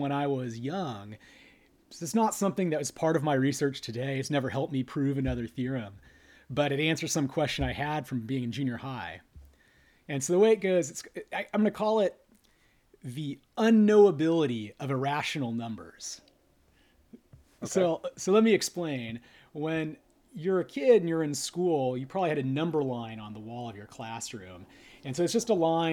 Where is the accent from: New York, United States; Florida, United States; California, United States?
California, United States; Northern; moved away as an adult; also born or lived in Los Angeles; now in San Diego, United States; I grew up in Northern California